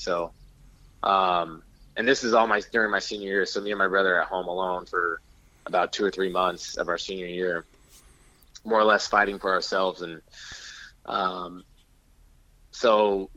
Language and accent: English; near Chico, California, United States; Chico, California. It's right next to my hometown.